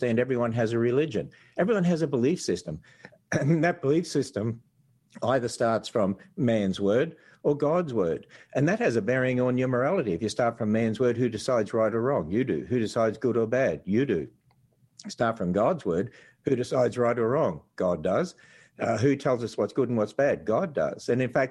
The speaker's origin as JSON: {"language": "English", "country": "Australia", "accent": "Australian", "moved": "yes", "lives_now": "Kentucky, United States", "said": "people tell me this accent from Australia"}